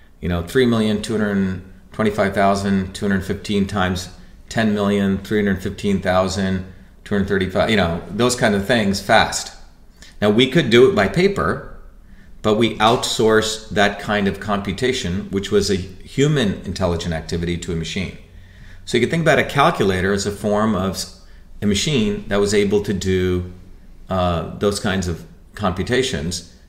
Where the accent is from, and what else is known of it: India; born or raised there; now in United States